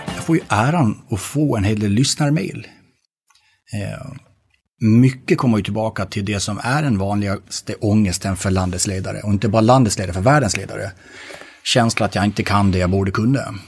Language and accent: Swedish; Gotland, Sweden; jag är född på Gotland. Det vill säga att jag är svensk man.